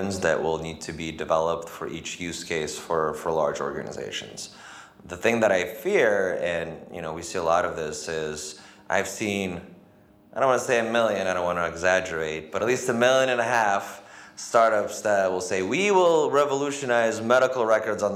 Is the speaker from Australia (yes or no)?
no; United States; as an American